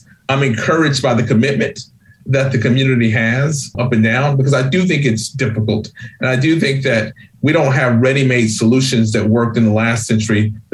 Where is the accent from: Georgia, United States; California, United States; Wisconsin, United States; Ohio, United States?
Georgia, United States; now in New England, United States; I grew up poor in Georgia.